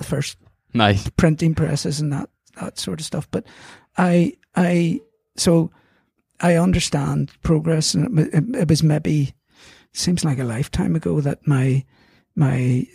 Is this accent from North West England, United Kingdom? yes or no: no; Belfast, Northern Ireland, United Kingdom; I'm from Belfast, so I've lived away, but I love Belfast.